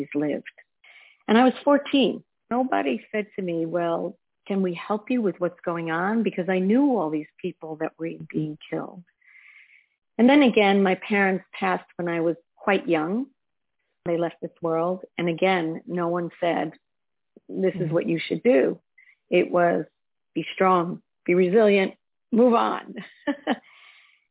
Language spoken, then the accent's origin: English; Israel; moved away; I grew up in Israel, and I grew up under the clouds of the Holocaust